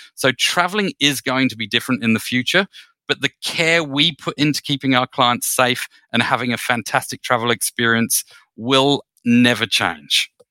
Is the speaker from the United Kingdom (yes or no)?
yes; United Kingdom; I'm a Brit, um, by birth